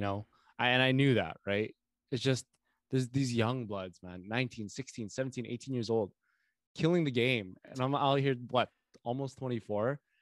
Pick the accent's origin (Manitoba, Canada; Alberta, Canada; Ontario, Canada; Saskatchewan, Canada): Manitoba, Canada; Winnipeg; I am from Winnipeg